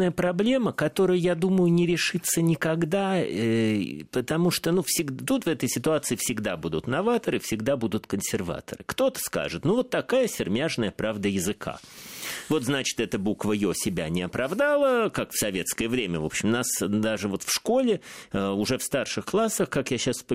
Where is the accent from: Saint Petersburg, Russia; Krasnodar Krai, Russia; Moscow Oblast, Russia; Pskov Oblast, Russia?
Saint Petersburg, Russia; откуда же мне знать, я из Петербурга.